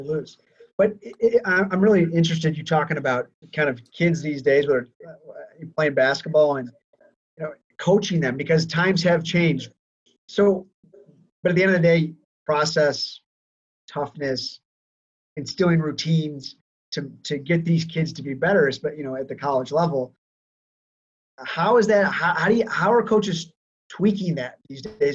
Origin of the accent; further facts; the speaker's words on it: Chicago, Illinois, United States; I am from Chicago